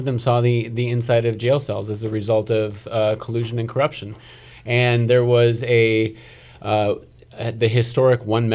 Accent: Detroit, Michigan, United States; I'm from Detroit

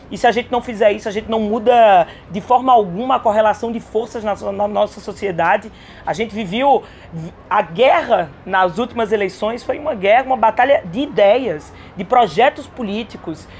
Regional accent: Caruaru, Pernambuco, Brazil; Eu sou de Caruaru, sou do interior, vem de lá

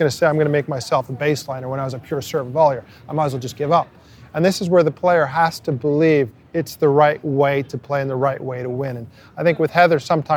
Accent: Montreal, Quebec, Canada; I was English-speaking, but meaning I grew up in Montreal as a kid

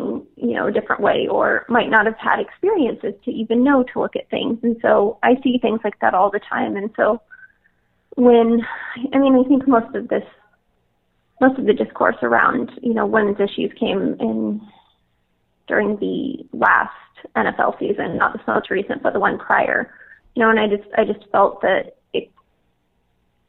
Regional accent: California, United States; moved away as an adult; also born or lived in San Francisco; now in New York, United States; I'm from California

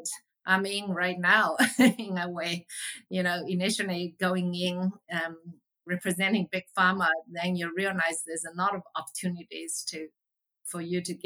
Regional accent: China; moved away as an adult; I grew up in China, so I have a natural affinity towards what's going on in Asia

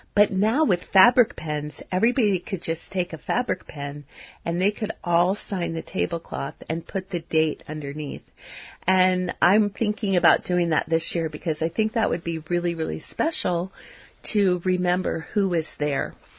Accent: United States; culture that I grew up in in the United States in the 1960s

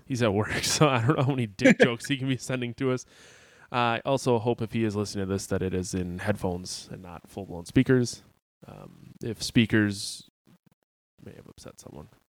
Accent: Sheboygan, Wisconsin, United States; also born or lived in Appleton, Wisconsin; I grew up in Sheboygan, Wisconsin, and moved to Appleton, Wisconsin

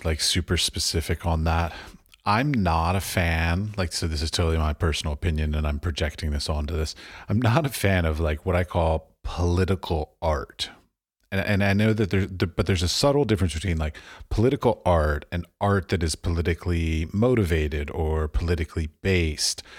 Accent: Washington, District of Columbia, United States; I grew up in Washington, D C

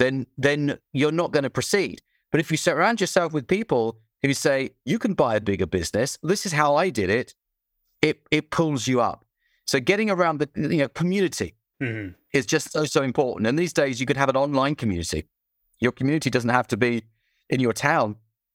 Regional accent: United Kingdom; Oh, I don't swear. No, I'm British.

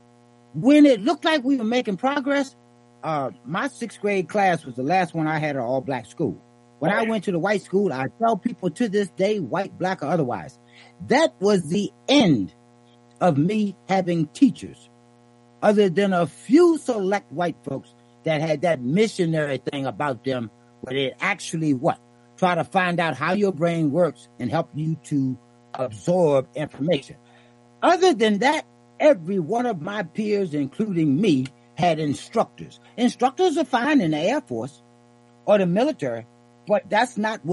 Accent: Yorktown, Virginia, United States; I grew up here in Yorktown, Virginia

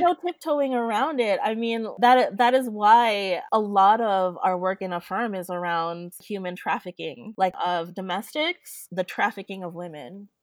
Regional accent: West Covina, California, United States; now in Los Angeles, United States; I was raised in West Covina.

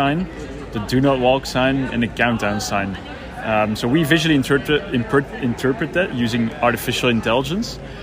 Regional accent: Belgium; now in New York, United States; So I'm originally from Belgium, but living now in New York.

